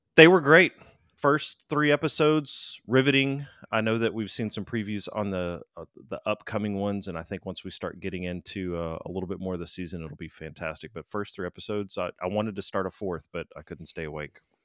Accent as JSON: {"language": "English", "region": "Louisiana", "country": "United States", "also_born_or_lived": "Florida", "moved": "yes", "lives_now": "Texas, United States", "said": "I'm from Louisiana"}